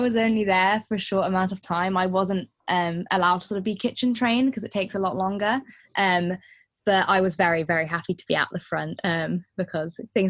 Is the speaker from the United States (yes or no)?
no; Windsor, South East England, United Kingdom; I grew up in Windsor. I don't know if you know it. It's where Windsor Castle is and things.